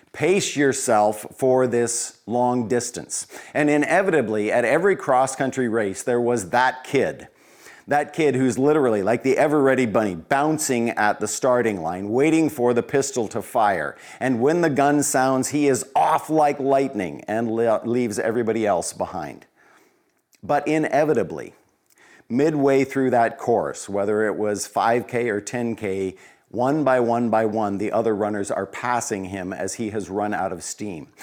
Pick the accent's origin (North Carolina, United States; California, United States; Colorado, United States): Colorado, United States; Growing up in Colorado, small kid in small town U S